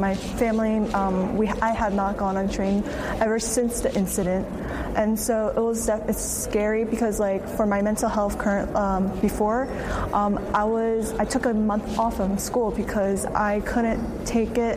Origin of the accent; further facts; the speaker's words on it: Philadelphia, Pennsylvania, United States; I was born and raised in Philadelphia